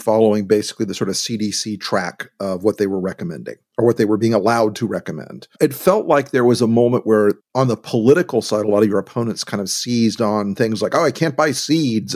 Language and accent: English; Deep South, United States; I'm from the Deep South